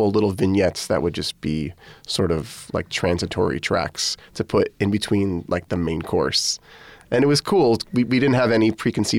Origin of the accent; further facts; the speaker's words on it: Connecticut, United States; Okay. So I'm from Connecticut, as is Zakai Curtis and Lucas Curtis and their older brother, Damien.